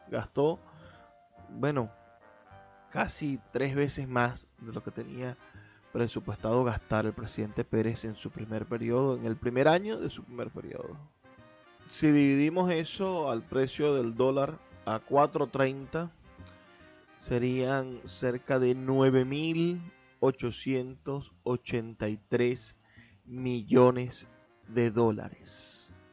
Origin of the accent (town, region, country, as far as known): Venezuela